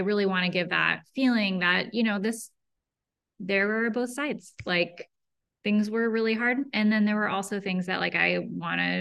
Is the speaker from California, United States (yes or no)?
yes; Berkeley, California, United States; also born or lived in Emeryville / Oakland / El Cerrito; I grew up here. I was born in Berkeley. I lived in all the little towns around here, like Emeryville, Oakland, El Cerrito, all within a 20-mile radius